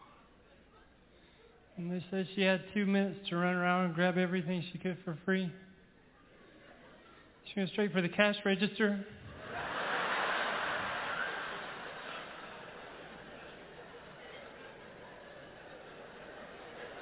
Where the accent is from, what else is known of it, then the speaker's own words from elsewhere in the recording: Ragland, Alabama, United States; Growing up in Ragland, our house had poison ivy growing all over it